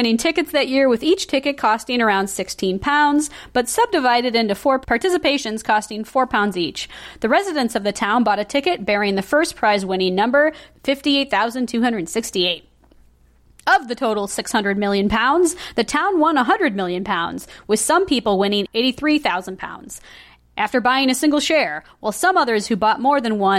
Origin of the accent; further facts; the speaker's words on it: Germany; I'm German